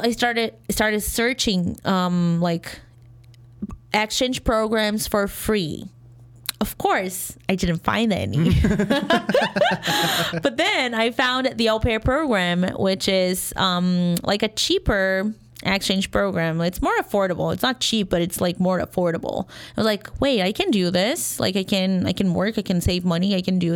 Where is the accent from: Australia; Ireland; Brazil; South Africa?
Brazil; English is a second language; moved away as an adult; now in Chicago, United States; I'm from Brazil